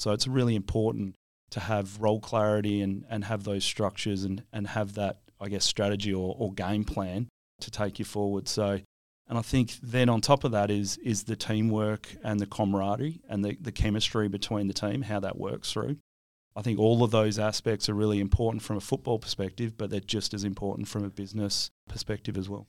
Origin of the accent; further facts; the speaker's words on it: Williams, Western Australia, Australia; where I grew up in Williams